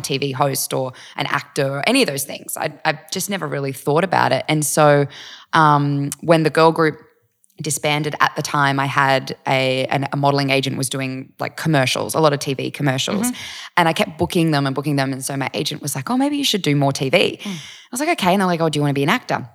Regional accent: Eureka, New South Wales, Australia; moved away as an adult; also born or lived in Gold Coast / Vanuatu / United States; spent the first few years in Vanuatu, and then I grew up out in Eureka

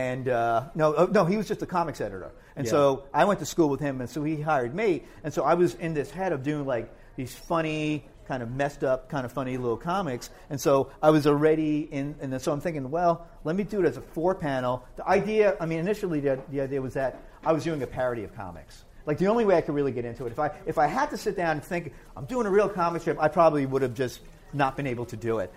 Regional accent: Hoboken, New Jersey, United States; also born or lived in Rahway, New Jersey; where I grew up in Hoboken, with my brothers here, there weren't that many Lithuanians

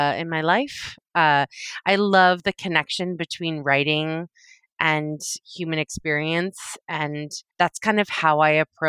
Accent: Sudbury, Massachusetts, United States; now in New York, United States; I am from Massachusetts

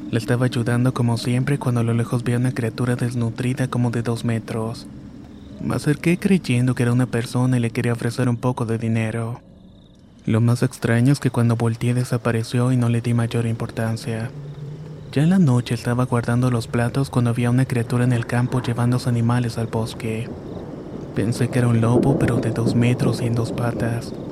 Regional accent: Rayones, Nuevo León, Mexico; now in Montemorelos, Mexico; Esto me pasó en un pueblito cerca de Montemorelos donde vivo actualmente. Aunque mi familia y yo somos originarios de Rayones, Nuevo León.

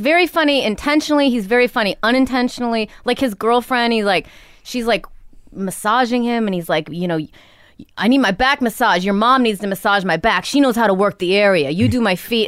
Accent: Rockford, Illinois, United States; moved away; also born or lived in New York / Los Angeles; Rockford, Illinois

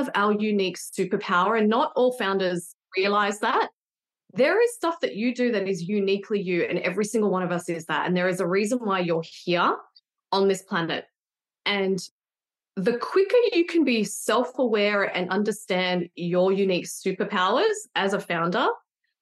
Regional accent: Sydney, New South Wales, Australia; I'm from Sydney

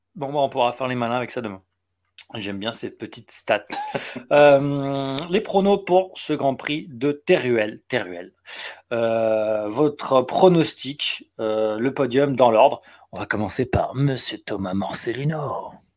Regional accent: Le Mans, Pays de la Loire, France; je suis du Mans

